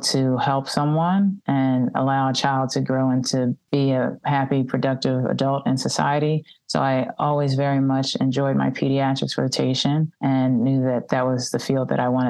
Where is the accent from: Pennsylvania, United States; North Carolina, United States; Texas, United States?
Pennsylvania, United States; Philadelphia; I'm born and raised in Philadelphia